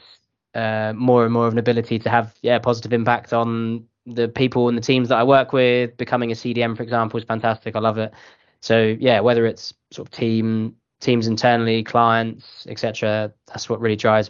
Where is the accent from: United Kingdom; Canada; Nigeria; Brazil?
United Kingdom; based in the London office from the UK